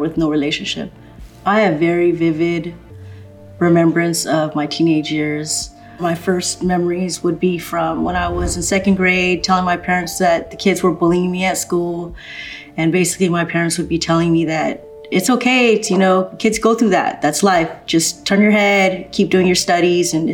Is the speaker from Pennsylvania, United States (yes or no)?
no; Los Angeles, California, United States; also born or lived in Glendale, California; I was born in Glendale, California. I actually grew up in a pretty good neighborhood. I lived in Eagle Rock, in the hills of Eagle Rock.